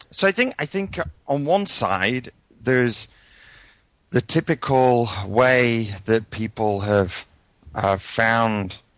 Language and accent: English; United Kingdom; moved away as an adult; now in United States; my history background is I come from the UK, although my accent's a little mangled at this point, having lived probably 16 years in the US.